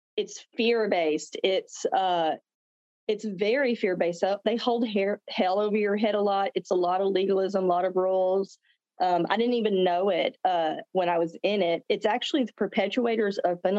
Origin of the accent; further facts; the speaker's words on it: the South, small town Texas, United States; I'm from the South. I live in Texas, small town Texas.